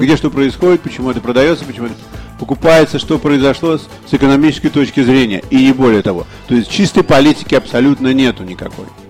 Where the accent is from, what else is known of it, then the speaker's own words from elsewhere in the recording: Russia; я русский писатель